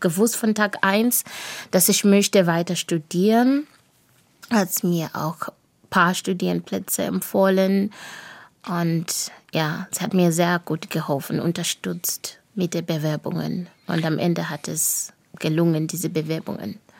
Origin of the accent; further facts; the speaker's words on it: Bulawayo, Zimbabwe; first language Shona; German is a second language; moved away as an adult; also born or lived in Villingen-Schwenningen, Germany; now in Riegel am Kaiserstuhl, Germany; Und ich spreche auch in Debele, dadurch, dass ich in Bulawayo aufgewachsen bin.